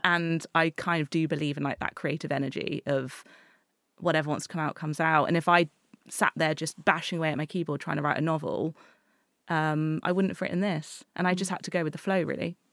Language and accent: English; Exeter, South West England, United Kingdom; I grew up in Exeter.